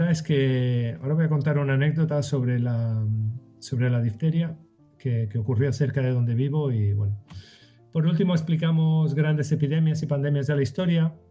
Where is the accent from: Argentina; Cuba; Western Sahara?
Western Sahara; also born or lived in Sahrawi refugee camps; yo soy saharaui y estuve, de pequeño estuve en los campamentos de refugiados del Sahara